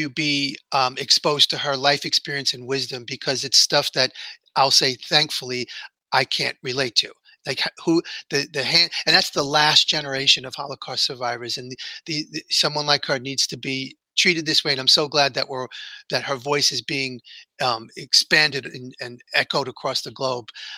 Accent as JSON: {"language": "English", "town": "New York City", "region": "New York", "country": "United States", "tie": "born or raised there", "said": "I grew up in here in New York City"}